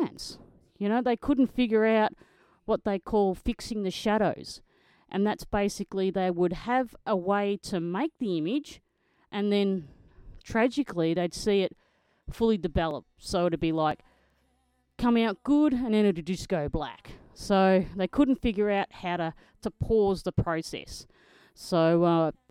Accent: Australia; I'm an Australian motocross photojournalist.

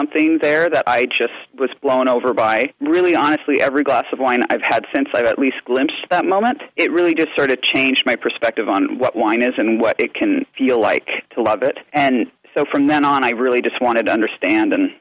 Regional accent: Anchorage, Alaska, United States; moved away; I grew up in Alaska at a time when there wasn't very much wine coming into the state

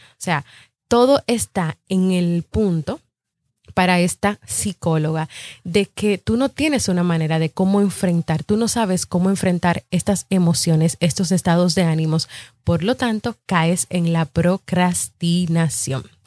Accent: Dominican Republic; yo soy de República Dominicana y aquí en mi país hay muchos podcasts

